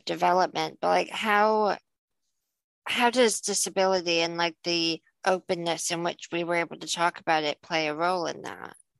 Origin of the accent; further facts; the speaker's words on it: Illinois, United States; now in United Kingdom; you and I grew up in Illinois